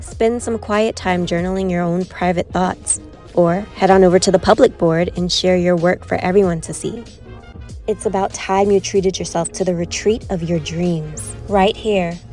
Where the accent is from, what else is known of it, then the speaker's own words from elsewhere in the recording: New York City, New York, United States; moved away as an adult; now in Charlotte, United States; I was born and raised in Brooklyn, New York. I now live in Charlotte, North Carolina